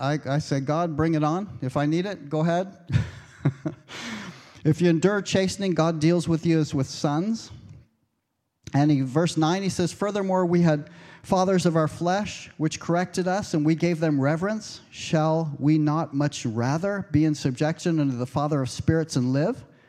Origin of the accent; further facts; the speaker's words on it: United States; moved away; I'm American